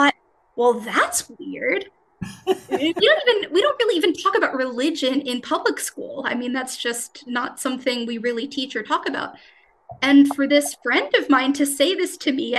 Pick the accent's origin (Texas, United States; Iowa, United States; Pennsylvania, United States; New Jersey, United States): New Jersey, United States; Cranford; moved away as an adult; now in Germany; I was born and raised in Cranford my whole life